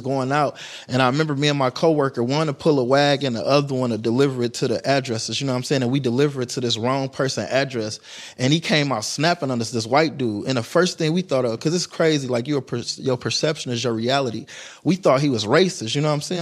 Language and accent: English; Detroit, Michigan, United States; growing up in Detroit